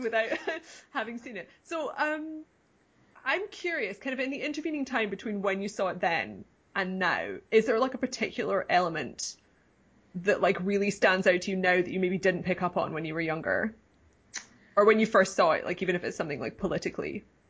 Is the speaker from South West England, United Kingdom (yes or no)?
no; Scotland, United Kingdom; I grew up in Scotland